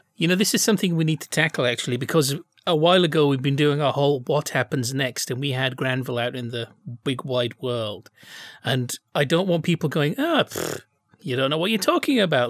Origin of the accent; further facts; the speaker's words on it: United Kingdom; now in United States; I'm still a British citizen